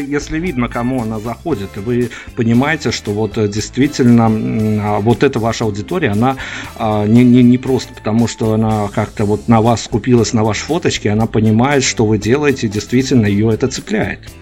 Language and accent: Russian; Belarus; я белорус